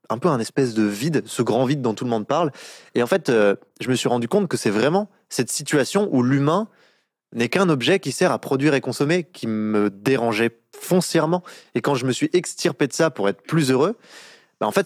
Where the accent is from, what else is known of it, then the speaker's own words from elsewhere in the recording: Bourgogne-Franche-Comté, France; born there; moi, je suis né dans le Jura, donc euh, dans un petit village de 200 habitants.